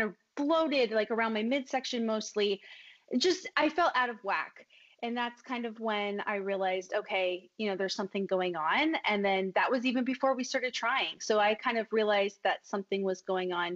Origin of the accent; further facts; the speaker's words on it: Los Angeles, California, United States; So I'm from Los Angeles.